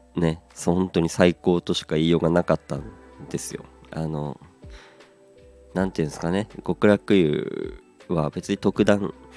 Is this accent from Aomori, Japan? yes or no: yes; Aomori, Japan; moved away; also born or lived in Hachinohe; 僕の出身地でもあります、えー、青森